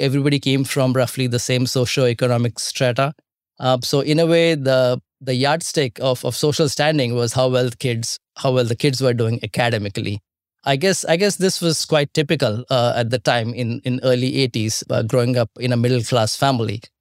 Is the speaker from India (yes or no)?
yes; India; growing up in India